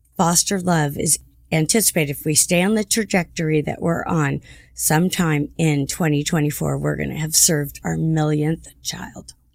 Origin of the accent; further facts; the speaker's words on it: Santa Ana, California, United States; I'm from Santa Ana, too